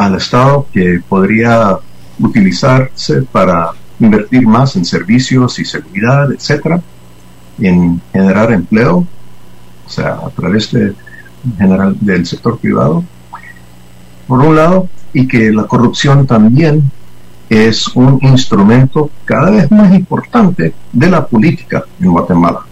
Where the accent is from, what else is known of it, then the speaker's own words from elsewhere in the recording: United States; como somos nosotros los gringos